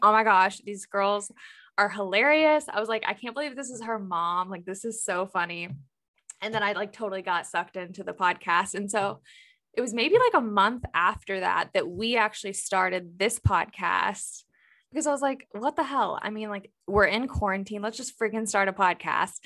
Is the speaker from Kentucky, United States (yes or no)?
yes; Louisville, Kentucky, United States; now in Cincinnati, United States; So I'm in Cincinnati, Ohio, but I'm originally from Louisville, Kentucky.